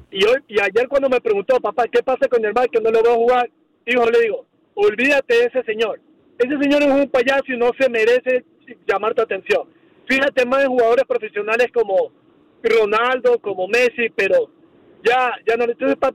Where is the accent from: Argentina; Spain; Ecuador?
Ecuador; now in Los Angeles, United States; Yo soy de Ecuador